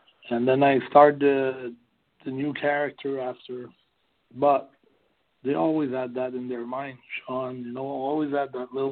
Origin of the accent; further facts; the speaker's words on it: Montreal, Quebec, Canada; English is a second language; in my hometown